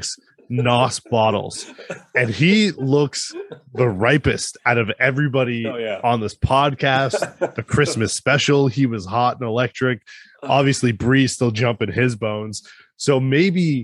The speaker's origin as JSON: {"language": "English", "country": "United States", "said": "I'm American"}